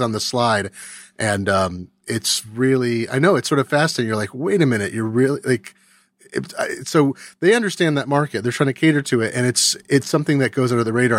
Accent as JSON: {"language": "English", "region": "California", "country": "United States", "tie": "born or raised there", "said": "I grew up in California."}